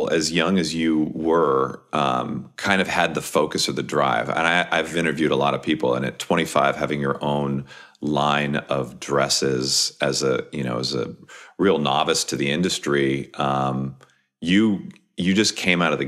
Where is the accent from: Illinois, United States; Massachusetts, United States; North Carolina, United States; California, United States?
California, United States; San Jose; also born or lived in Palm Springs; We're both Bay Area kids. I grew up in Almaden Valley in San Jose.